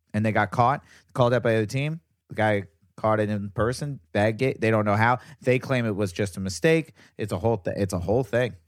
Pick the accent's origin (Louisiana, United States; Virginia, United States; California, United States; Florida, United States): Virginia, United States; I'm from Virginia, so I was the only Jew. in my area